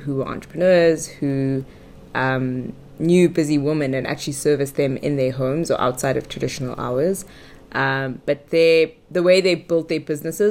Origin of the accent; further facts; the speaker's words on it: Johannesburg, Gauteng, South Africa; born there; also born or lived in Durban; So I was born in Johannesburg. My parents were still students at the time, postgrad students at Wits University.